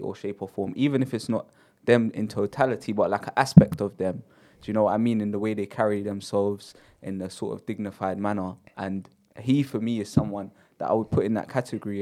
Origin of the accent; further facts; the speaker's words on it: United Kingdom; growing up in Britain